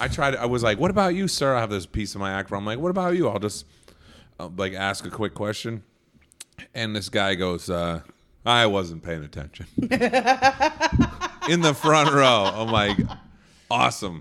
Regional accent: Nantucket, Massachusetts, United States; moved away as an adult; my hometown

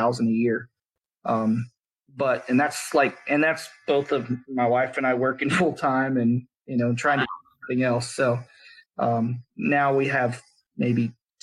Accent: South Texas, United States; I grew up in South Texas

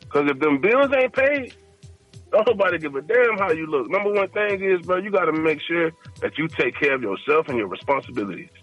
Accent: Florida, United States; I'm from Florida

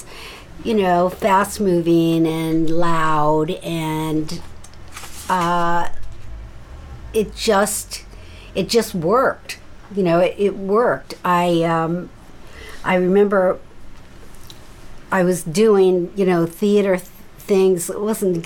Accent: Seattle, Washington, United States; moved away; also born or lived in San Francisco; I'm from Seattle

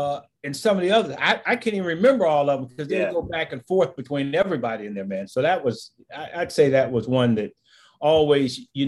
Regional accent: Warren, Ohio, United States; moved away as an adult; also born or lived in Wilmington, North Carolina / Kansas City; I'm from Warren, Ohio. By the way, I was back there this past weekend for the first time in a while.

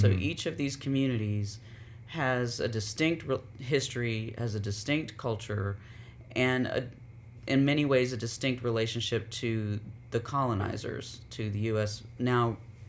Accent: Durham, North Carolina, United States; also born or lived in Robeson County, North Carolina; I was born in Robeson County, but raised in Durham, 2 hours away. And so have always had this kind of strong relationship to home, to Robeson County, but also really, you know, multicultural upbringing.

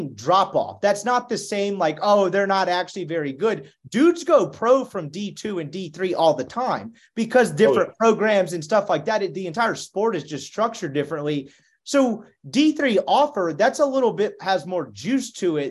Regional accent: Jackson, Mississippi, United States; moved away as an adult; also born or lived in Dallas, Texas; now in Oxford, United States; I'm from Jackson, Mississippi

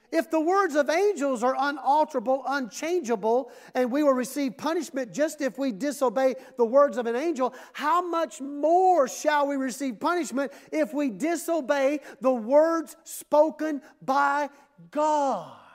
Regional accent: Mississippi, United States; when I was growing up in Mississippi

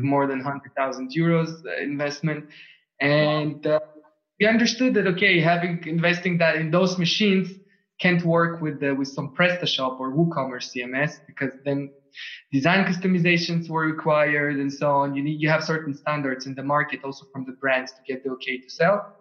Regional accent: Tel Aviv, Tel Aviv District, Israel; first language Russian, Hebrew; English is a second language; moved away as an adult; also born or lived in Switzerland; now in Vienna, Austria; I was born in Tel Aviv. I was wow. born up and raised over there.

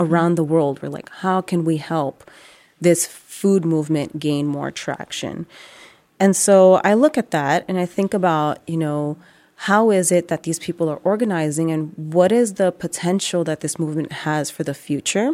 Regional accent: New York City, New York, United States; growing up in the Bronx

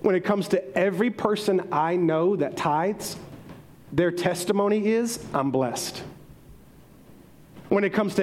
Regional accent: the South, United States; we're all from the South, so we've been raised up in this teaching

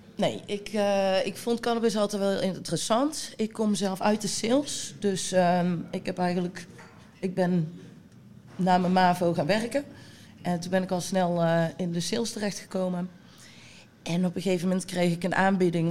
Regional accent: Bladel, North Brabant, Netherlands; ik kom uit de buurt van Bladel. Ehm, daar zaten wij op school

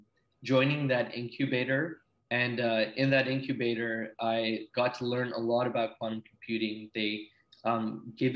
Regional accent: Silicon Valley, California, United States; moved away; also born or lived in Ranchi, India / British Columbia, Canada; we came to the Silicon Valley, where I spent a lot of my childhood growing up

